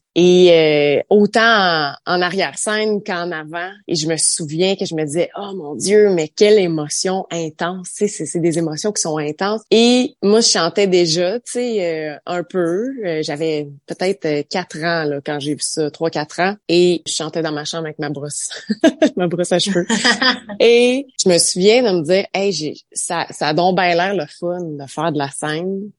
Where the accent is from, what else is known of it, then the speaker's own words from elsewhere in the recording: Saint-Albert, Ontario, Canada; je suis originaire d'un petit village euh, dans l'Est ontarien qui s'appelle Saint-Albert